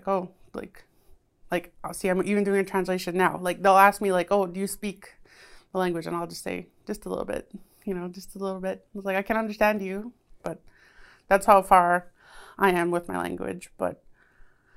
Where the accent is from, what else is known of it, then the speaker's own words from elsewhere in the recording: Sandy Bay First Nation, Manitoba, Canada; I'm a Anishinaabe from Sandy Bay First Nation.